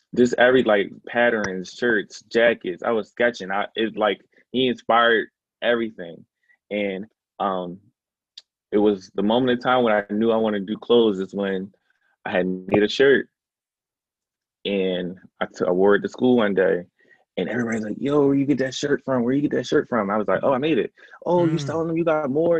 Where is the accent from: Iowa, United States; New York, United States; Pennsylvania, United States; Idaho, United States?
Pennsylvania, United States; Philadelphia; also born or lived in Atlanta, Georgia; I grew up in the Germantown se- um, section of Philadelphia. Um, I was actually born in East Atlanta